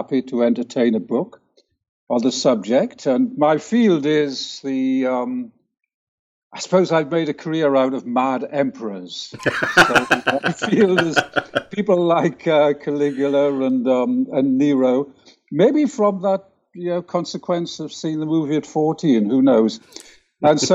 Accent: England, United Kingdom; moved away as an adult; also born or lived in Vancouver, Canada; now in Heidelberg, Germany; as you can probably tell from the sound of my voice, I was born in England, but I lived most of my professional life in Canada, in Vancouver

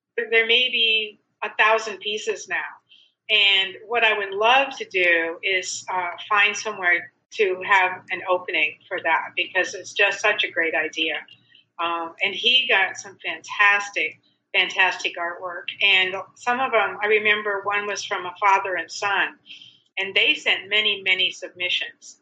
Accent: South Dakota, United States; moved away; I grew up in South Dakota where I couldn't wait to leave.

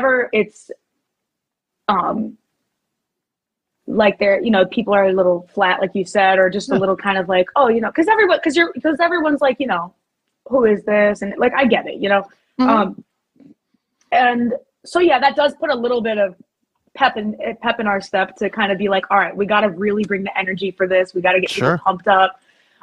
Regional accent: Northeast, United States; it's my hometown

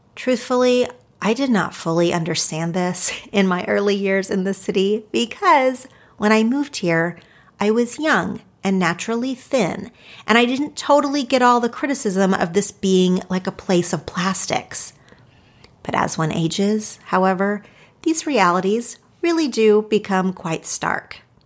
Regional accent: Oklahoma, United States; moved away as an adult; now in Los Angeles, United States; I grew up in two different little small towns in Oklahoma

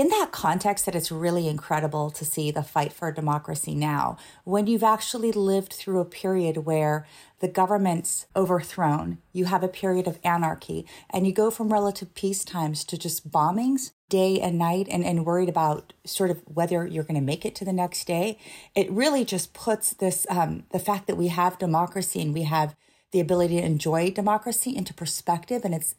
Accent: Iran; born there; Yeah, so I was born in Iran. My parents are Iranian.

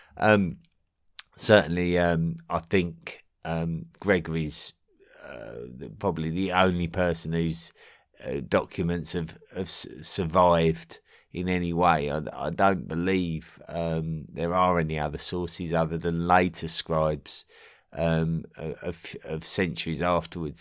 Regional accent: Essex, East of England, United Kingdom; I'm an Englishman from Essex, uh, in England, near London.

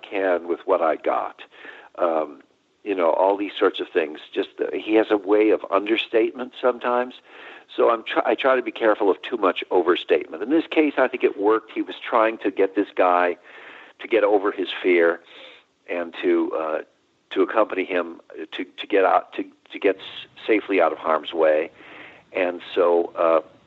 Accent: Chicago, Illinois, United States; I'm a Chicago boy. I was born and raised in Chicago

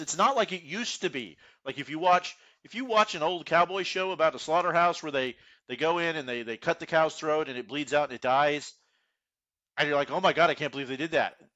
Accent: Houston, Texas, United States; I grew up in Houston, I grew up in the suburbs, you know, I'm from Cypress

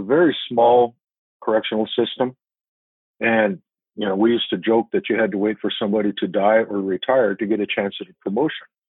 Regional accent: Tucson, Arizona, United States; moved away as an adult; also born or lived in central New Mexico; I, spent my school years, my school age years, actually growing up in Tucson.

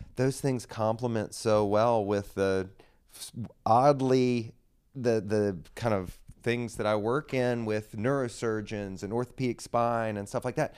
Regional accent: Raleigh, North Carolina, United States; Grew up here in Raleigh, North Carolina.

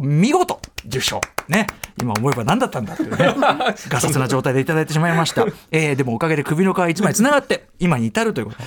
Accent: Tokyo, Japan; 私自身は1969年東京生まれ

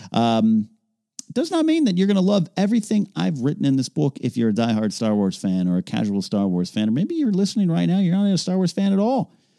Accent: Central Coast, California, United States; my hometown of Central Coast

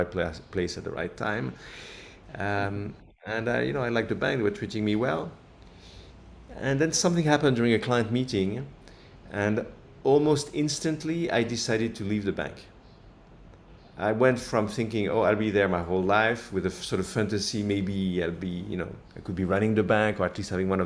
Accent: near Paris, Île-de-France, France; moved away as an adult; also born or lived in New York; now in Singapore; I grew up near Paris

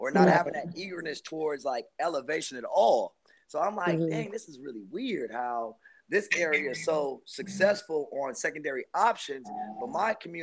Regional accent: Minneapolis, Minnesota, United States; also born or lived in Chicago, Illinois; I was born in Chicago, Illinois. And I was raised in Minneapolis, Minnesota

